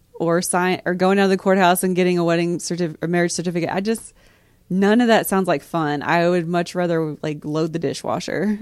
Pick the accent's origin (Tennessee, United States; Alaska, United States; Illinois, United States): Tennessee, United States; East; we're all from East Tennessee